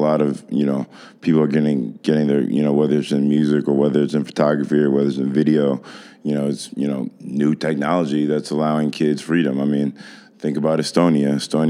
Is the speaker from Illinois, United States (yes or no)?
yes; Evanston, Illinois, United States; I'm not from Chicago. I'm from Evanston, which is like the first suburb north of mm-hmm. Chicago, which is sort of like, I would say, a mini Chicago.